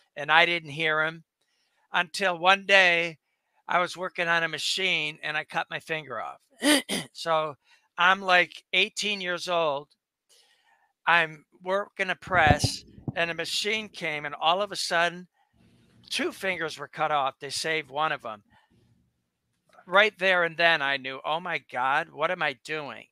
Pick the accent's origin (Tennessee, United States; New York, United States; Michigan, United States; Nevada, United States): Michigan, United States; suburb of Detroit; now in Boca Raton, United States; my dad moved us uh, when I was three to a suburb on the water.